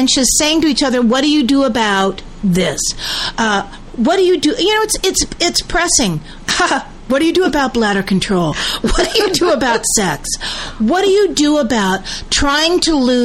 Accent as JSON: {"language": "English", "town": "San Francisco", "region": "California", "country": "United States", "tie": "born or raised there", "said": "born in San Francisco, lived the first half of my life in Northern California"}